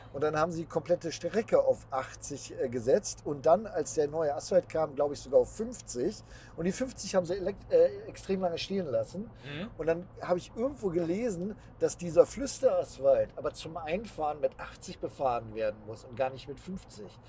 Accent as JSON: {"language": "German", "town": "Bielefeld", "region": "North Rhine-Westphalia", "country": "Germany", "said": "Bei uns in Bielefeld"}